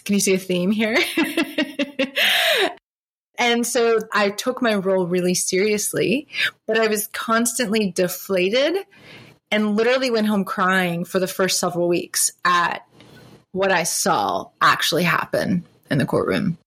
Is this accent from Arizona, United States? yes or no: no; South Carolina, United States; moved away; also born or lived in Boston / Charlotte, North Carolina; growing up in South Carolina